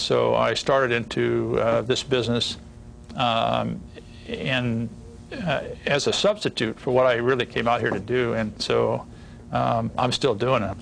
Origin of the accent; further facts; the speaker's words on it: Ohio, United States; moved away as an adult; I grew up in Ohio, in a rural part of Ohio